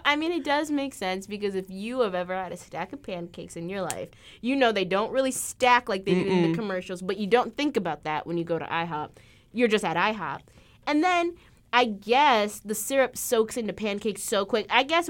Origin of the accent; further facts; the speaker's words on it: Illinois, United States; And I'm from Illinois. I'm still pretty up north, but like there's an even norther north.